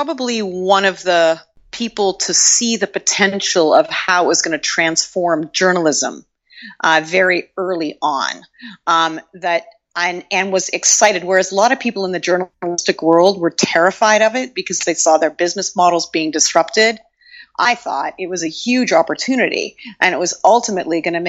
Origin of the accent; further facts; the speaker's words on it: Toronto, Ontario, Canada; moved away as an adult; also born or lived in Montreal, Canada / London, United Kingdom; I'm from Toronto originally in Canada